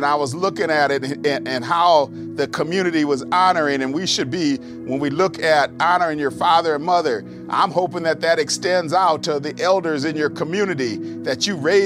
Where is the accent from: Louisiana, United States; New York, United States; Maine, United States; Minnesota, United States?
Minnesota, United States; accent: Minnesota; my Minnesota accent